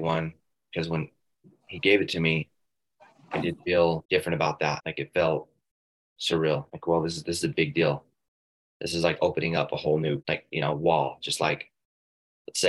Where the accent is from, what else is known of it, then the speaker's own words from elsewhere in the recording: Ogden, Utah, United States; now in Provo, United States; I'm from Ogden, Utah